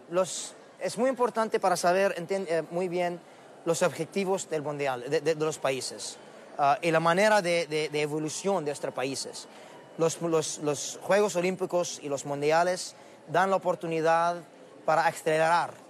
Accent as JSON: {"language": "Spanish", "country": "Qatar", "second_language": "Spanish", "said": "en Qatar, en mi país."}